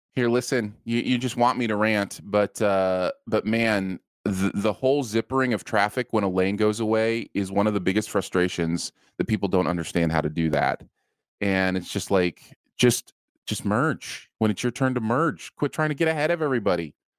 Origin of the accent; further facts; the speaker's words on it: Michigan, United States; being from Michigan